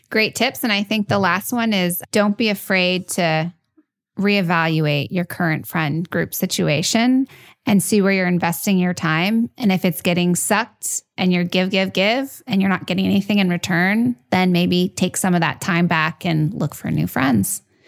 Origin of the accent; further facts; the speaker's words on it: New York, United States; I'm a New Yorker, I'm Italian.